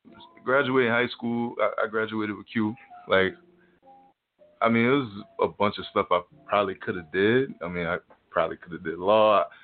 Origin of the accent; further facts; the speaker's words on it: New Orleans, Louisiana, United States; now in Tulsa, United States; New Orleans.